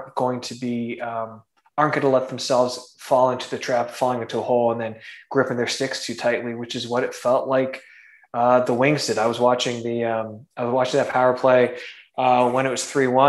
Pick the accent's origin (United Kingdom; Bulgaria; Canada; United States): Canada; Toronto, Ontario; I'm from Toronto, from the GTA.